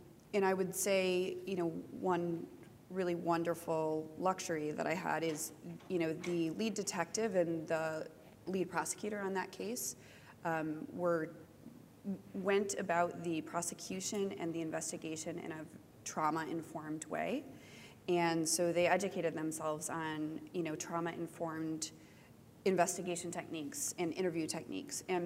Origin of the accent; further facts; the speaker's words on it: United States; also born or lived in Michigan; I'm an American, and I live in Michigan.